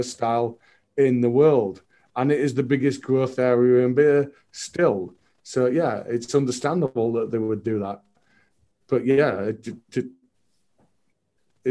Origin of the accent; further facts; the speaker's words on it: United Kingdom; as the British